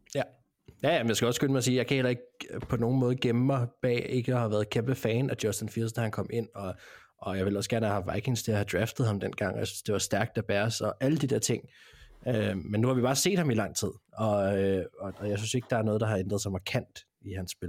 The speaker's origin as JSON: {"language": "Danish", "country": "Denmark", "said": "vi er fra Danmark"}